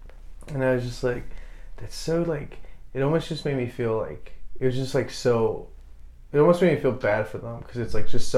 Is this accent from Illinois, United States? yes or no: yes; Chicago, Illinois, United States